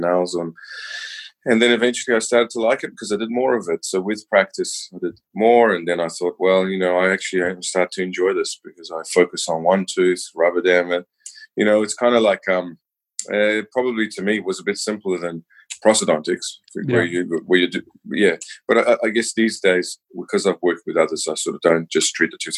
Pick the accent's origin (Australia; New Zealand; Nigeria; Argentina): New Zealand; I'm born and bred in New Zealand.